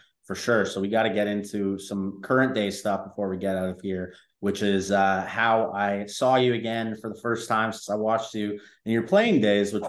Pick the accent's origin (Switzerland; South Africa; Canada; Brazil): Canada; I'm Canadian myself